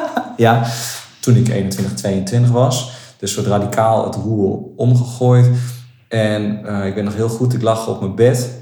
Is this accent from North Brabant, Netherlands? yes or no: no; Nunspeet, Gelderland, Netherlands; ik kom uit Nunspeet.